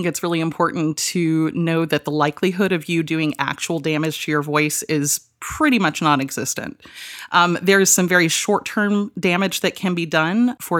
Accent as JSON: {"language": "English", "region": "Georgia", "country": "United States", "tie": "born or raised there", "said": "Well, I grew up, hilariously enough, in the Deep South, in a tiny little valley in North Georgia. Rome, Georgia is the town that we went to for groceries."}